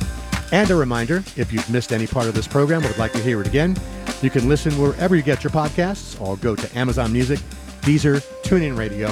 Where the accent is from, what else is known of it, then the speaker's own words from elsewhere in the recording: New York, United States; now in San Francisco, United States; Back in the 60s, when I grew up in New York